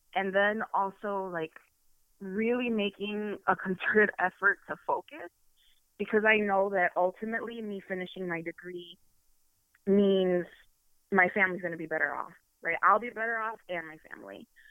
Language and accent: English; Chicago, Illinois, United States; moved away as an adult; now in Ann Arbor, United States; I am from Chicago, born and raised